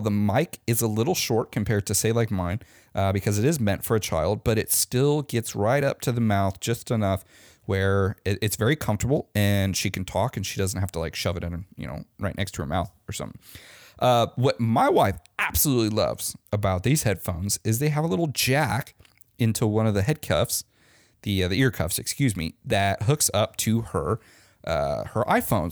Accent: Omaha, Nebraska, United States; moved away; my hometown in Omaha, Nebraska

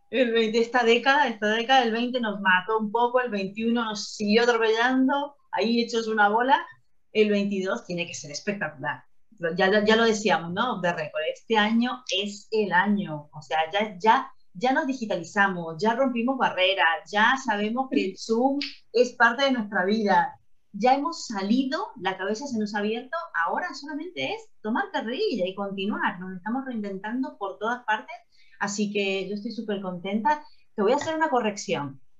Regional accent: Argentina; now in Spain; nosotros somos argentinas y todo bien, pero en España

